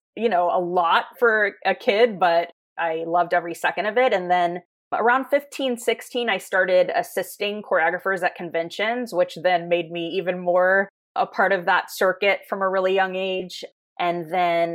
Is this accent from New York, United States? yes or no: no; Tampa, Florida, United States; I grew up in Tampa, Florida